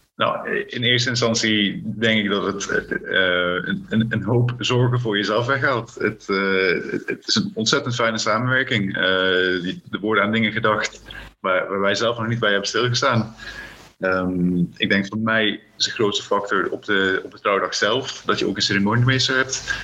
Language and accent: Dutch; Limburg, Netherlands; born or raised there; also born or lived in South Africa / Friesland